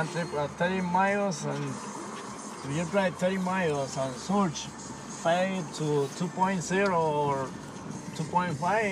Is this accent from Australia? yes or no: no; Guatemala; now in California, United States; I'm from Guatemala, right there, there's a lot of rivers